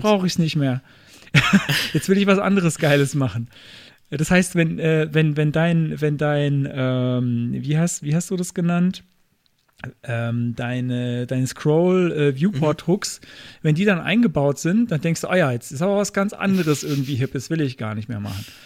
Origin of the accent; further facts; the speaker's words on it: Kaiserslautern, Rhineland-Palatinate, Germany; meiner Heimatstadt Kaiserslautern